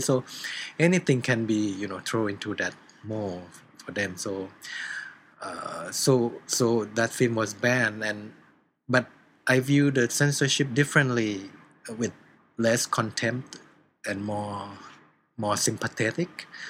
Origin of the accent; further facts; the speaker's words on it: Thailand